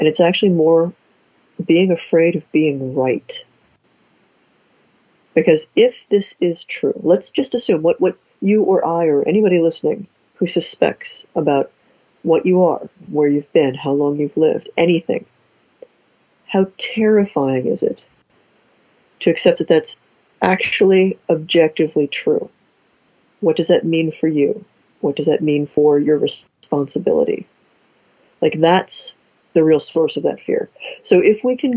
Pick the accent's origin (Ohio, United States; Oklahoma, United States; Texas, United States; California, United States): Ohio, United States; we're both from Ohio, so Midwest